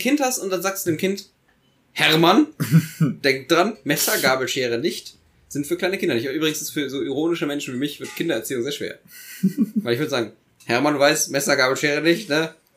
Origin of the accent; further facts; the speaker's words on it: Eifel, Germany; ich komme aus der Eifel